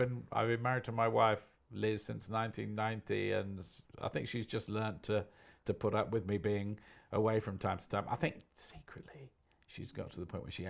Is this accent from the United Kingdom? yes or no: yes; Portsmouth, South East England, United Kingdom; I support Portsmouth because I was born and brought up in Portsmouth.